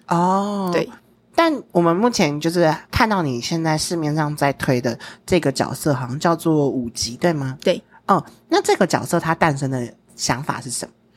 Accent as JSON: {"language": "Chinese", "country": "Taiwan", "said": "我们身为台湾人"}